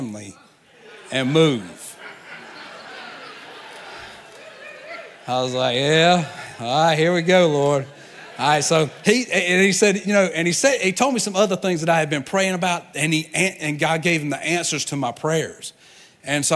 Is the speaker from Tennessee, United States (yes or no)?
no; Georgia, United States; moved away as an adult; now in Tampa, United States; I'm a Georgia boy.